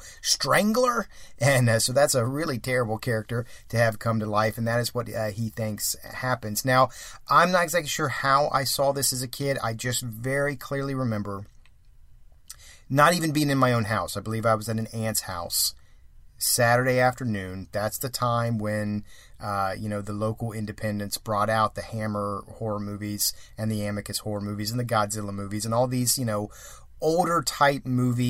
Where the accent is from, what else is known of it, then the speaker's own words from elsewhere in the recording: Columbus, Ohio, United States; We had a little wooded area by the apartment where I grew up in Columbus, Ohio.